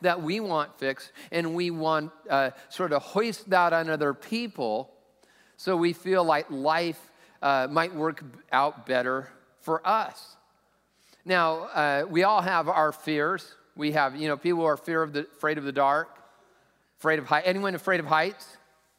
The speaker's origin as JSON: {"language": "English", "town": "Lakewood", "country": "United States", "also_born_or_lived": "Southern California", "moved": "yes", "lives_now": "Sammamish, United States", "said": "I'm from Lakewood"}